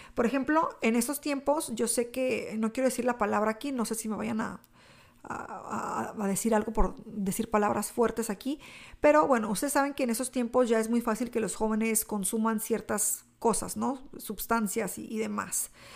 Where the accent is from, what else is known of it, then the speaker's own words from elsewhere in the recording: Mexico; mi cultura hispana, eh, como mexicana